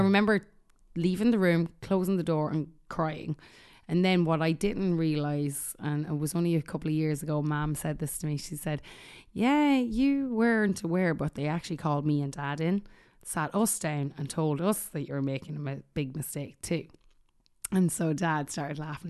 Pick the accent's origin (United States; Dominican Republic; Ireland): Ireland; moved away; growing up in Ireland